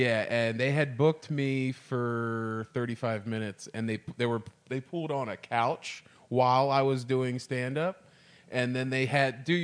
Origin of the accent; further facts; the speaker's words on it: New Jersey, United States; moved away as an adult; now in Hawaii, United States; I'm from New Jersey